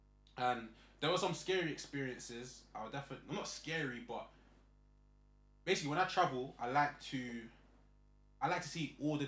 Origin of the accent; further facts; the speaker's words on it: Grimsby, Yorkshire and the Humber, United Kingdom; I had a guy from MK. I'm from Grimsby.